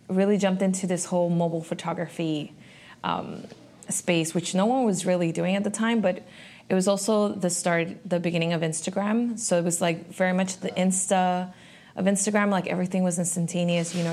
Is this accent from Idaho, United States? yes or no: no; Miami, Florida, United States; I'm honestly from a lot of different places, but I feel very confident now in saying that I am from Miami.